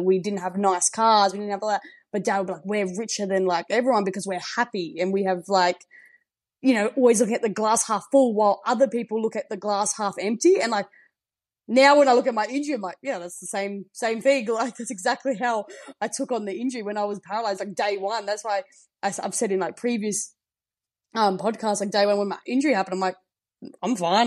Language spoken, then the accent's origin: English; the Riverland, South Australia, Australia; also born or lived in Adelaide; grew up um, in the Riverland and moved to Adelaide